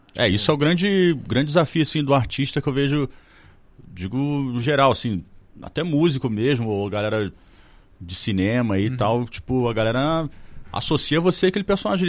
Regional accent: Petrópolis, Rio de Janeiro, Brazil; born or raised there

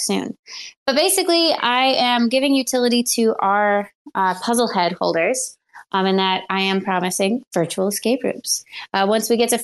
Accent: Buffalo, New York, United States; I'm from Buffalo

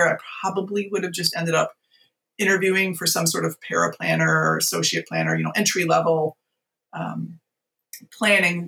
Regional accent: Virginia, United States; moved away as an adult; also born or lived in San Francisco; we ended up moving back to my home state of Virginia

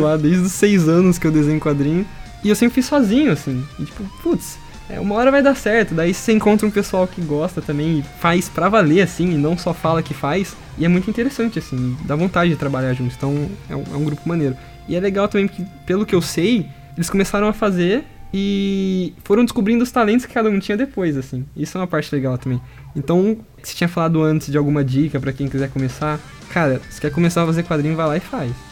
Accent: Brazil; nasci no Brasil

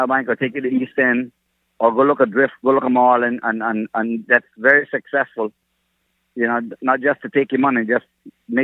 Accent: Bay Islands, Honduras; also born or lived in Grand Cayman, Cayman Islands; now in Cayman Islands; I'm actually from the Bay Islands, Honduras, but I've lived here 35 years of my life.

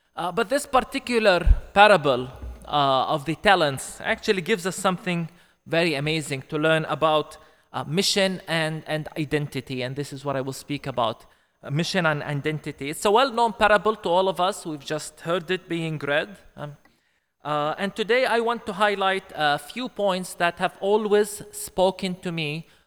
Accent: Bethlehem, West Bank, Palestine; I come from Bethlehem, Palestine, uh, the place, uh, where Jesus was born

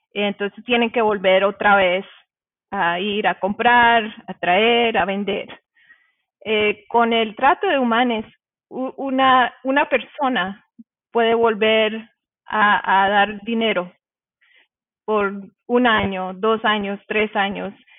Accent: Colombia; yo vengo de Colombia

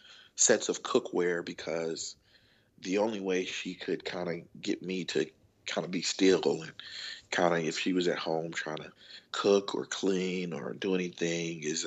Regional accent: Chicago, Illinois, United States; I'm from Chicago, Illinois

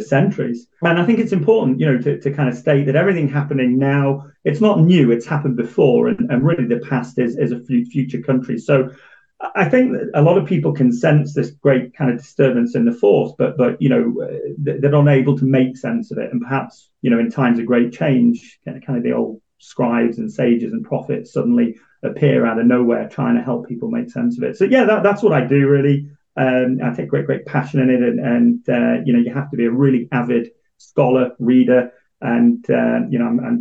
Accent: Manchester, North West England, United Kingdom; I'm an Englishman born and bred. You know, I was born in my hometown of Manchester

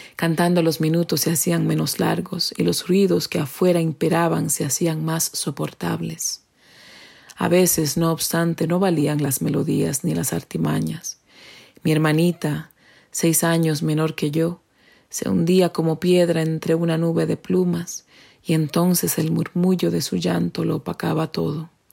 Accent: Dominican Republic; first language Spanish; now in New Hampshire, United States; soy dominicana y resido en New Hampshire, Estados Unidos.

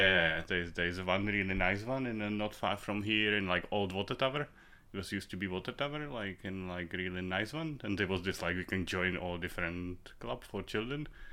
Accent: Prague, Czechia; English is a second language; also born or lived in Moravia; I'm from Prague. I was, uh, born in Prague.

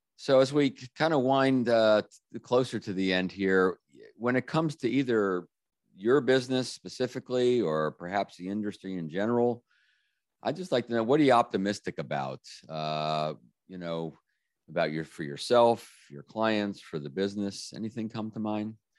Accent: Washington, District of Columbia, United States; my hometown, uh, beautiful Washington, D.C.

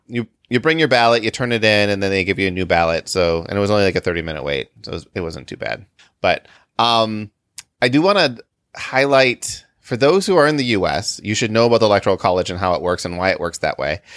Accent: Illinois, United States; we're from Illinois

